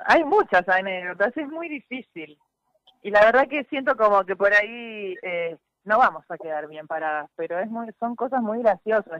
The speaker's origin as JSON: {"language": "Spanish", "town": "Tortugas", "region": "Santa Fe", "country": "Argentina", "said": "yo soy de Tortugas, de Santa Fe"}